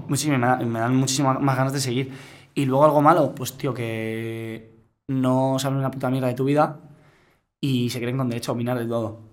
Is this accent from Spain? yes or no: yes; Godella, Valencian Community, Spain; para los de mi pueblo. Para las 800 personas que me seguían de, Godella